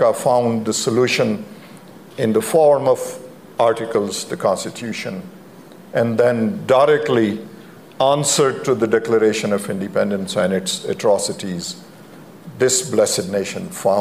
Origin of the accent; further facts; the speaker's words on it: Pakistan; moved away as an adult; now in United States; I grew up in Pakistan during my high school days and my law school days.